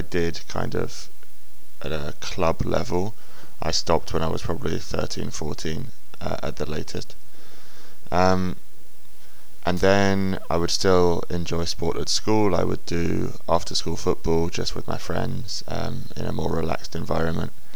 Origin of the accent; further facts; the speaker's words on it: England, United Kingdom; when I was young, as all English boys do, I played football